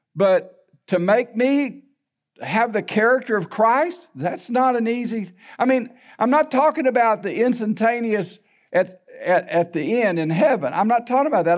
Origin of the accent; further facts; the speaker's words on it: La Porte, Texas, United States; also born or lived in Baytown, Texas; I was raised in LaPorte.